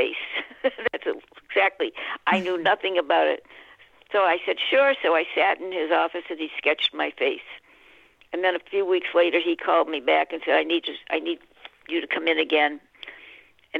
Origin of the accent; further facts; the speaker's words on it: Boston, Massachusetts, United States; moved away as an adult; also born or lived in Florida / California; I'm from Boston